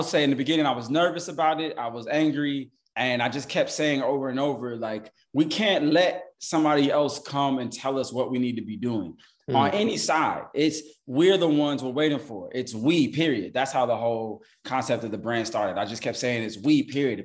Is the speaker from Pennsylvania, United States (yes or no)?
no; Chicago, Illinois, United States; moved away as an adult; also born or lived in New York; now in Atlanta, United States; I grew up in Chicago. I was born in New York. I grew up in Chicago